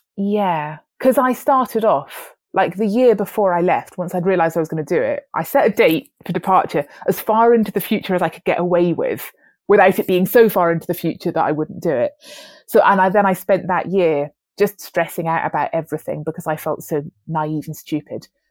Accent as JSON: {"language": "English", "region": "Wales", "country": "United Kingdom", "tie": "born or raised there", "also_born_or_lived": "London", "moved": "yes", "said": "I grew up in Wales"}